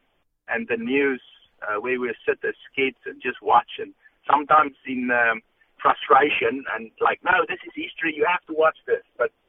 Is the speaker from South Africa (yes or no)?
yes; South Africa; moved away; We grew up in South Africa.